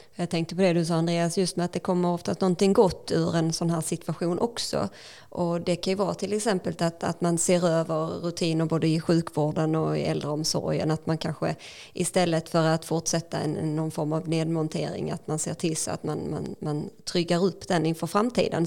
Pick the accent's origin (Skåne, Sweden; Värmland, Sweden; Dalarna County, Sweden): Skåne, Sweden; Ängelholm; när jag växte upp eh, i Ängelholm